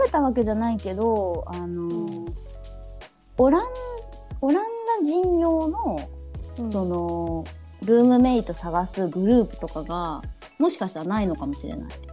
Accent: Japan; 私は本当もう日本生まれ日本育ちです

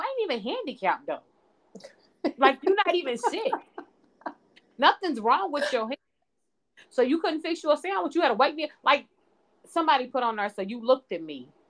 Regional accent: Jamaica; I'm a Jamaican in these streets, so I hustle hard.

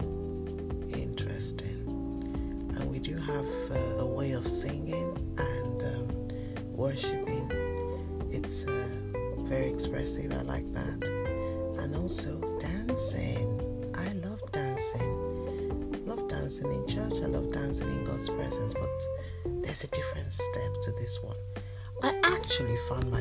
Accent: Nigeria; now in United Kingdom; I am Nigerian born, even though I've lived in the UK for over 20 years now

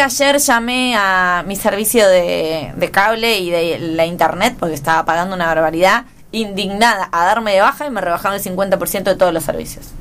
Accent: General Rodríguez, Buenos Aires Province, Argentina; en mi ciudad natal, General Rodríguez

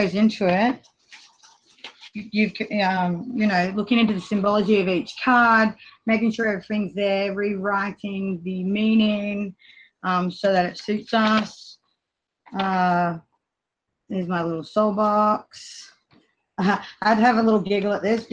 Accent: Australia; I'm from Australia. It's really hot here at the moment

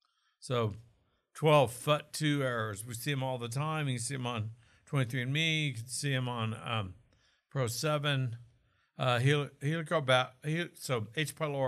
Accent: Oklahoma, United States; accent: Okie; Was that my Okie accent? Maybe. I'm from Okie land.

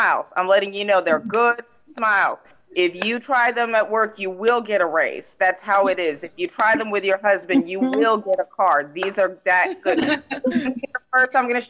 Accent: Texas, United States; I'm from Texas

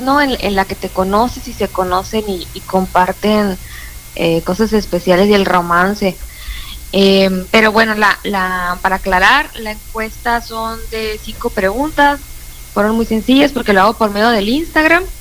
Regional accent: Puerto Peñasco, Sonora, Mexico; now in Hermosillo, Mexico; soy de Peñasco, cuando venía de Peñasco a, aquí a, Hermosillo de vacaciones

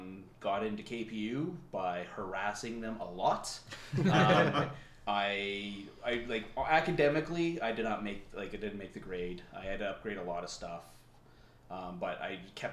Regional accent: Manitoba, Canada; I'm from Manitoba

